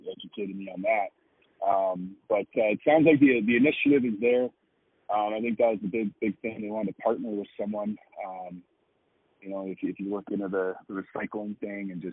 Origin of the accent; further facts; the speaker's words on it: Edmonton, Alberta, Canada; now in Denver, United States; growing up in Edmonton, we had Rod Phillips